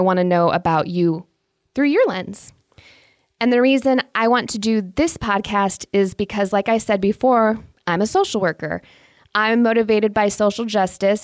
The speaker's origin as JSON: {"language": "English", "region": "Indiana", "country": "United States", "tie": "born or raised there", "moved": "yes", "lives_now": "Michigan, United States", "said": "since I was raised in Indiana and now live in Michigan, I am thoroughly Midwestern"}